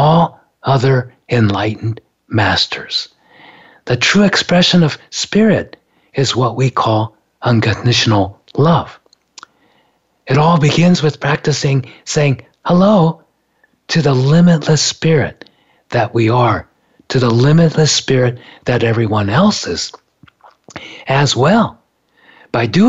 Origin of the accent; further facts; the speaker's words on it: Japan; moved away; I grew up in Japan